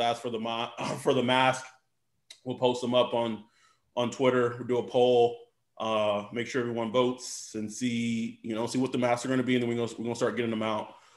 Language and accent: English; Texas, United States; I'm from Texas